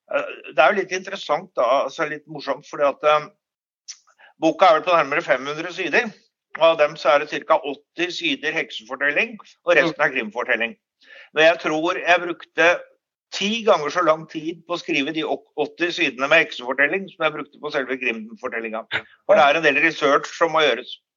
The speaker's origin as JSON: {"language": "Norwegian", "region": "Oslo", "country": "Norway", "moved": "as an adult", "lives_now": "Stavanger, Norway", "said": "Jeg er opprinnelig fra Oslo, Ehm, men flyttet til Stavanger i 1984 eh, og har vært her siden"}